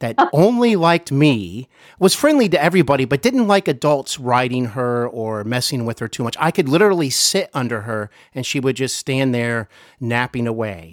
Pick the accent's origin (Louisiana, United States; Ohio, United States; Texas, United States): Ohio, United States; Cincinnati; I am here in Cincinnati, Ohio, my hometown